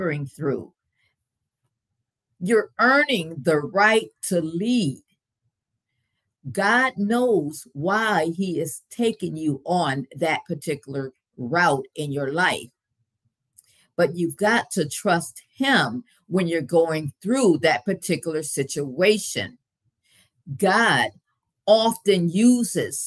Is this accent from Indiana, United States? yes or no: no; Grand Rapids, Michigan, United States; As I was growing up in Grand Rapids, Michigan